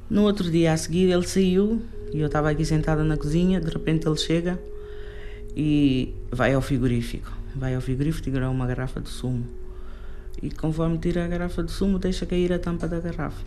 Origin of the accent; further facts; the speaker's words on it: Portugal; also born or lived in Cape Verde; Eu vim de Cabo Verde, mas vim com 6 meses de idade. Ainda era criança, não conheço a minha terra. Cresci aqui, em Portugal